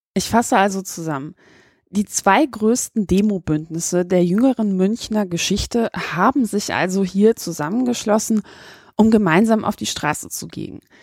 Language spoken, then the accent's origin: German; Poland; now in Germany; ich bin auch Ausländer, ich bin in Polen geboren worden